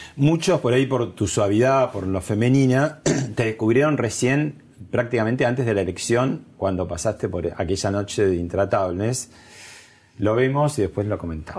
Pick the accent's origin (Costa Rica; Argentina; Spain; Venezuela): Argentina; nosotros somos los argentinos